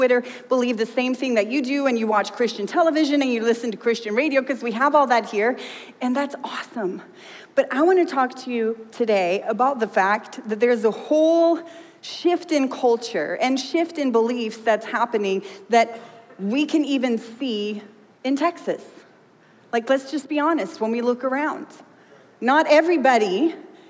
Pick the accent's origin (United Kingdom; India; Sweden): Sweden; now in United States; I grew up in Sweden